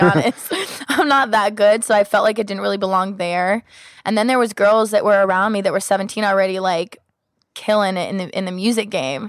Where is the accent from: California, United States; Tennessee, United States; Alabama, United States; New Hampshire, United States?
California, United States; Los Angeles and Sacramento; I grew up half here in L A and half in Sacramento